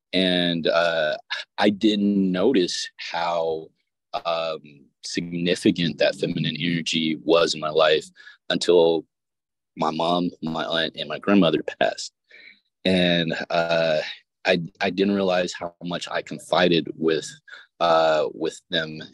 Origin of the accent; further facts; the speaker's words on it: the South, United States; I'm from the South